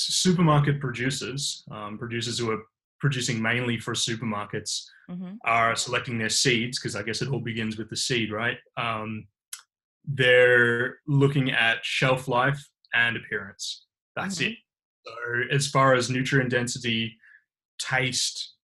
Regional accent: Bendigo, Victoria, Australia; I'm originally from Bendigo.

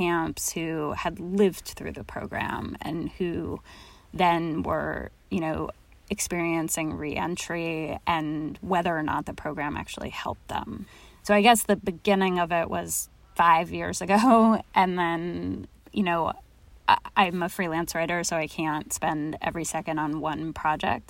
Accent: Los Angeles, California, United States; moved away; also born or lived in Oakland; I grew up in Los Angeles

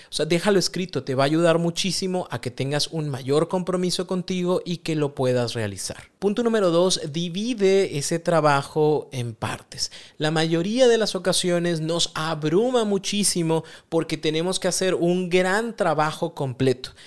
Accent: Mexico; Como buen mexicano

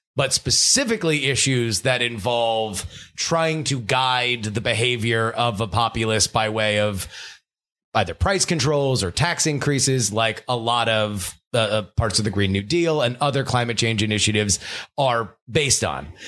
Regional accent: South Florida, United States; I'm from South Florida

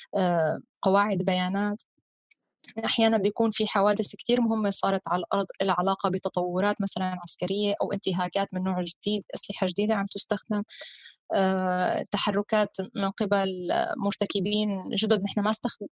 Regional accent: Syria; نحن كسوريين

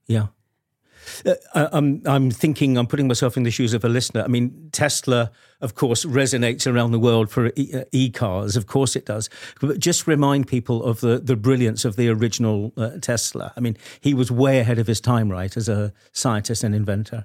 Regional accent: United Kingdom; as a Brit

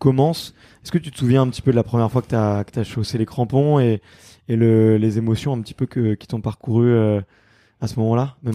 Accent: Picardy, Hauts-de-France, France; moved away; also born or lived in Paris; Ouais, je suis picard

